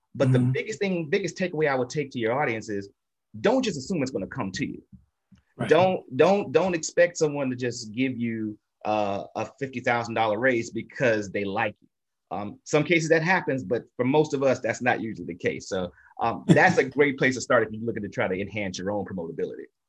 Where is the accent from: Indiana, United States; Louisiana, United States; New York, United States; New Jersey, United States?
Louisiana, United States; Natchitoches; we come from Little Natchitoches, home of the meat pies